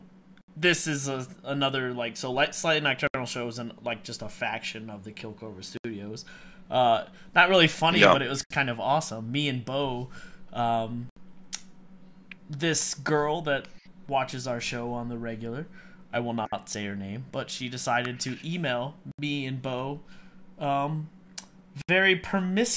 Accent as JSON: {"language": "English", "town": "Miami", "region": "Florida", "country": "United States", "tie": "born or raised there", "moved": "yes", "said": "I'm from Miami, Miami, Florida. So that's where I was born and raised and grew up there"}